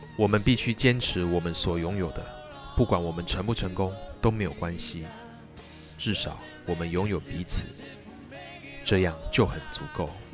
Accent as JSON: {"language": "Chinese", "region": "southern Taiwan", "country": "Taiwan", "said": "我们南部人"}